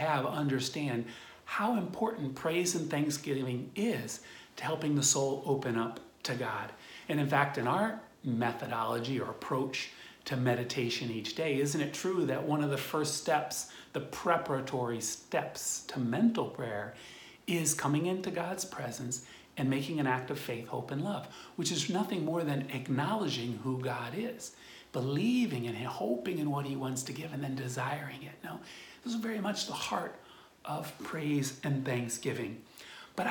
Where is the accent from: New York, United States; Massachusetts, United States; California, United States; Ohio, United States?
Ohio, United States; Akron; there in Ohio where I grew up in Akron